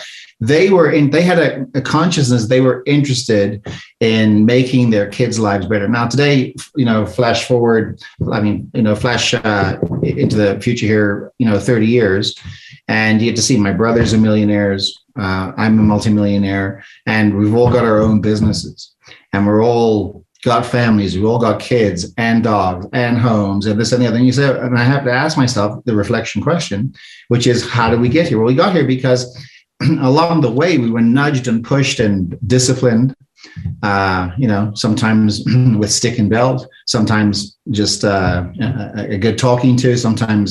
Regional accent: South Africa; moved away; I'm an immigrant from South Africa. I came over here with nothing

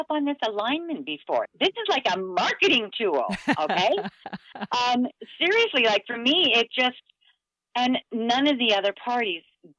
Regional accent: Muskeg Lake Cree Nation, Saskatchewan, Canada; also born or lived in Edmonton; now in Calgary, Canada; I come from Muskeg Lake Cree Nation in Saskatchewan. My reserve is in Treaty 6, just halfway between Saskatoon and Prince Albert.

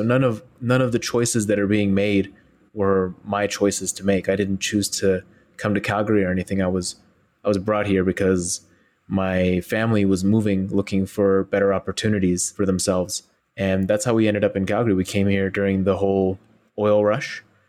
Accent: Xinjiang, China; I'm Uyghur from East Turkestan. And they're like, oh, where's that? And then I dive into a 15-minute talk about where I'm from and who I am and why haven't you ever heard of us?

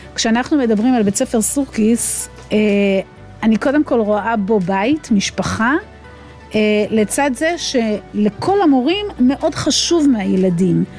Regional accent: Israel; אני גדלתי במושב

